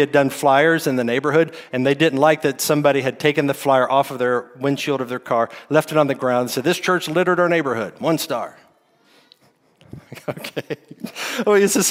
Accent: United States; As American Christians

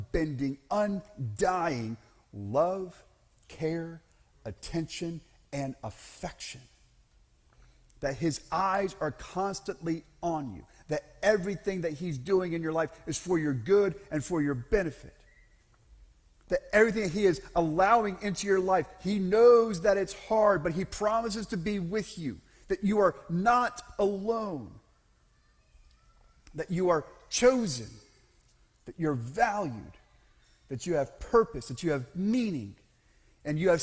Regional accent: Central Florida, United States; I grew up in Central Florida. I grew up in a fairly strict Southern Baptist church environment in Central Florida.

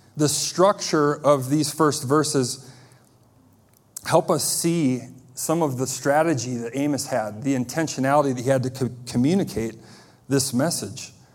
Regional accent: United States; As American Christians

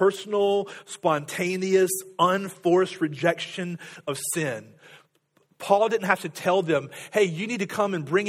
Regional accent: United States

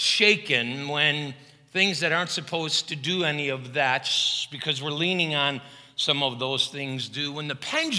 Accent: Chicago, Illinois, United States; I had a lot of Catholic friends growing up in Chicago who observed Lent

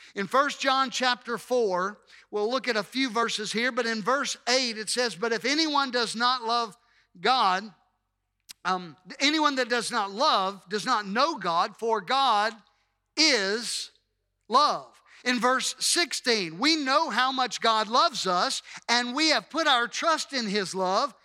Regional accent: Hattiesburg, Mississippi, United States; I'm a native, a native of Hattiesburg, and that is an unchanging reality. There's nothing that I can do about the fact that I was born here in the city of Hattiesburg

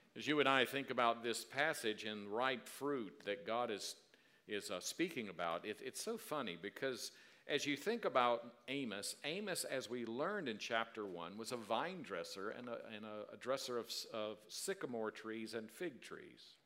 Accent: South Carolina, United States; the way I grew up in South Carolina

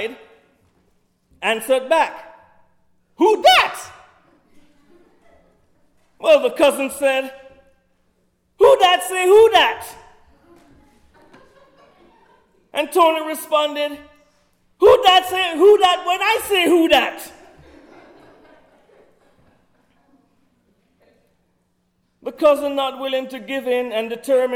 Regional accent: Kingston, Jamaica; moved away; I'm from the city of Kingston, which has a population of 1.6 million people

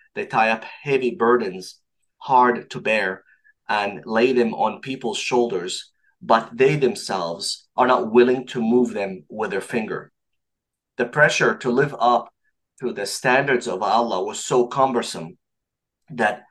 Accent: Saudi Arabia; now in Montreal, Canada; I was born and raised in Saudi Arabia to an Egyptian father and a Saudi mother.

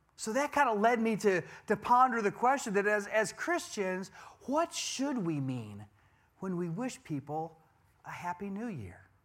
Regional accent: Wisconsin, United States; I'm a cheesehead. I'm from Wisconsin.

